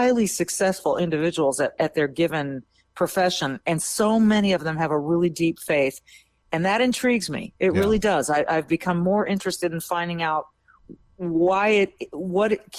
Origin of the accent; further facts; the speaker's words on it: Minnesota, United States; as a Minnesotan